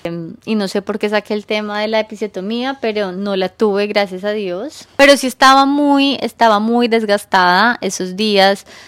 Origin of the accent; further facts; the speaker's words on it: Colombia; now in New York, United States; yo soy colombiana, pero vivo en Nueva York